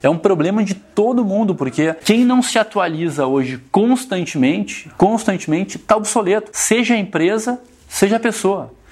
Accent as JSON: {"language": "Portuguese", "region": "Rio Grande do Sul", "country": "Brazil", "said": "Quando a gente traz para o gaúcho, que é onde eu, de onde eu venho"}